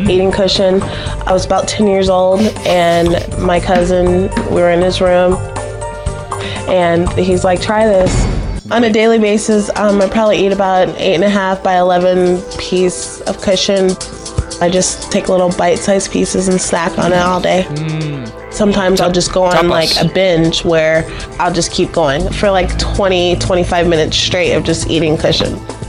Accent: Bradenton, Florida, United States; I'm 30 years old. I'm from Bradenton, Florida

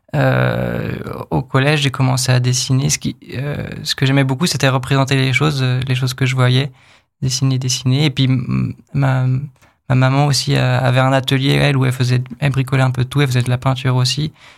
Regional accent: Pays de la Loire, France; moved away as an adult; also born or lived in Angoulême; now in Épinal, France; Moi, je viens du, du coup, des Pays de la Loire, dans l'ouest de la France

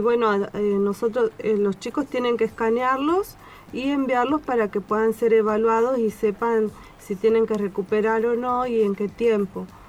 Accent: Tucumán, Argentina; moved away as an adult; now in Esperanza Base, Antarctica; yo soy de Tucumán, vine acá con mi esposo

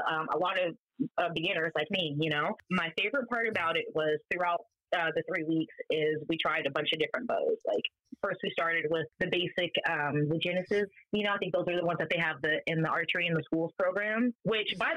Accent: Northern California, United States; moved away as an adult; also born or lived in Las Vegas, Nevada / Brooklyn, New York / Omaha, Nebraska; now in Avoca, Nebraska, United States; I was born and raised on the West Coast, California to be exact. Northern California, the cool part

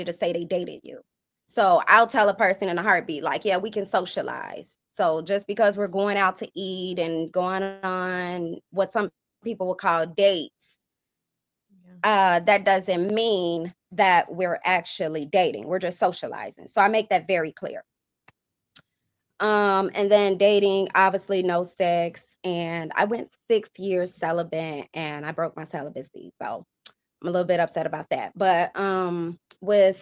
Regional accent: Chicago, Illinois, United States; now in Rockford, United States; I'm in Rockford, I'll tell you. I'm from Chicago

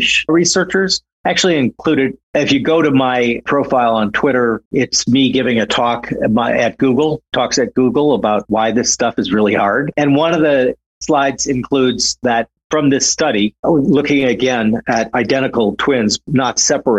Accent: St. Paul, Minnesota, United States; I'm originally from St. Paul, Minnesota, which was the Twin Cities

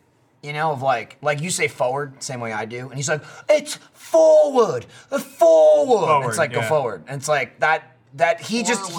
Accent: New Jersey, United States; moved away as an adult; now in Austin, United States; I grew up in New Jersey

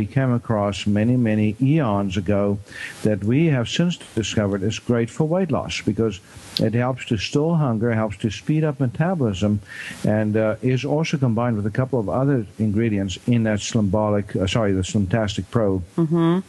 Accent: South Africa; moved away; I'm originally from South Africa

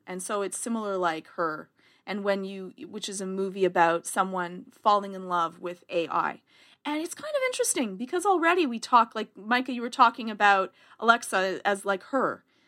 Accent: Canada; accent: Canadian; my Canadian accent

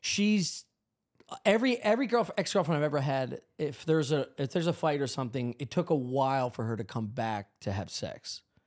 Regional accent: Drexel Hill, Pennsylvania, United States; also born or lived in West Chester, Pennsylvania; We moved from Drexel Hill

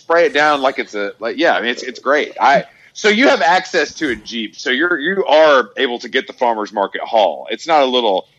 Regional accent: Staten Island, New York, United States; I'm from Staten Island. We don't got cars.

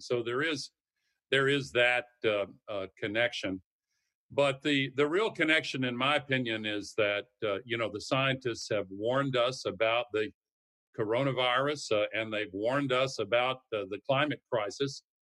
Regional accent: the South, United States; I come from the South

